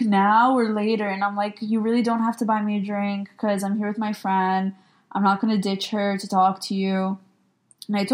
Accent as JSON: {"language": "English", "region": "New York", "country": "United States", "said": "actually, I'm from New York"}